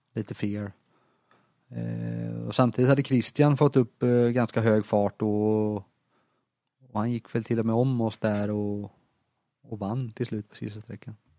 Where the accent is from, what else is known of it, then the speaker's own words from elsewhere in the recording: Småland, Sweden; som smålänning